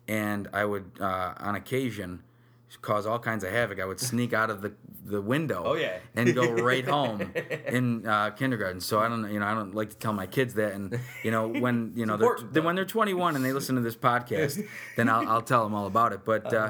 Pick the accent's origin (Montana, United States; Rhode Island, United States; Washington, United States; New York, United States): New York, United States; Utica; Born and raised in Utica, New York.